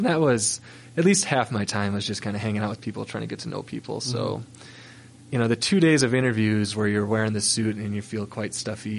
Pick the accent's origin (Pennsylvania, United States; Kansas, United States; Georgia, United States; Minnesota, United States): Minnesota, United States; moved away as an adult; now in Salt Lake City, United States; I grew up skiing on 300 feet of vertical in Minnesota